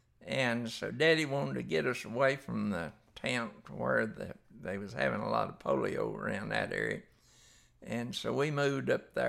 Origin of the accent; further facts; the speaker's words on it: Fort Worth, Texas, United States; also born or lived in Haslet; Okay, I was born down in Fort Worth. We lived out at Hashlett, out north of Fort Worth. and that was in 1939.